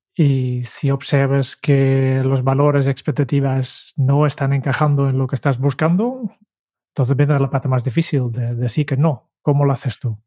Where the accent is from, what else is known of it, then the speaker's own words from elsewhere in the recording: Netherlands; como holandés